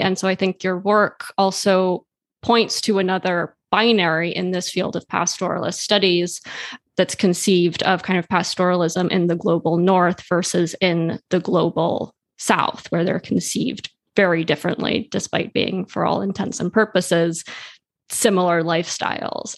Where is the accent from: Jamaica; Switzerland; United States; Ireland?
Switzerland; I grew up in Switzerland